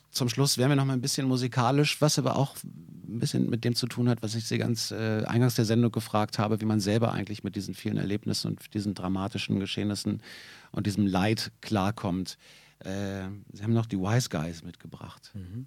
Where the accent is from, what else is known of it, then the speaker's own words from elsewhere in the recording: Berlin, Germany; für mich als Berliner